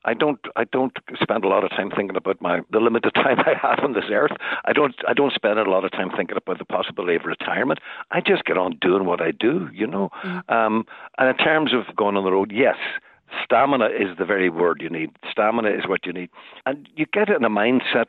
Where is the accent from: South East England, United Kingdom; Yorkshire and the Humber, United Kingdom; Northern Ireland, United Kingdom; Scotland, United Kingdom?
Northern Ireland, United Kingdom; Derry; my days as a kid growing up in Derry